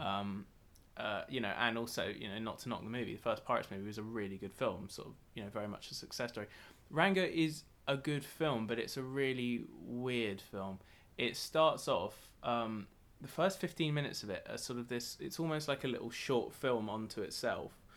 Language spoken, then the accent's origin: English; United Kingdom; as a Brit